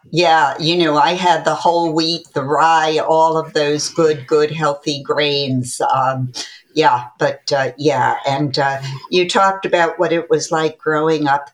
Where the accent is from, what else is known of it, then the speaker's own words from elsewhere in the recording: Connecticut, United States; I uh, am a native Connecticut born person